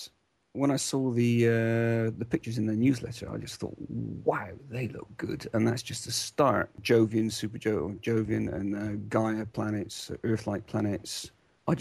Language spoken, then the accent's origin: English; United Kingdom; moved away as an adult; now in Netherlands; I'm British, half Welsh, half English, and I live in Holland. I've been here for 17 years